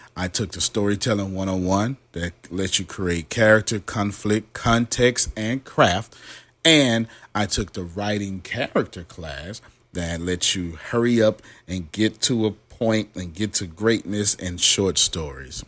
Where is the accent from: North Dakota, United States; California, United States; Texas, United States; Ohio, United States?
Texas, United States; Galveston; I'm from Galveston, Texas